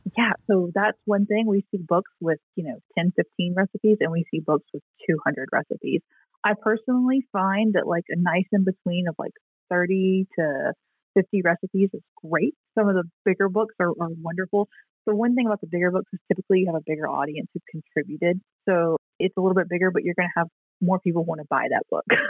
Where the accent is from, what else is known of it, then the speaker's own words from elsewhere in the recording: the South, United States; moved away; I'm from the South and we say dressing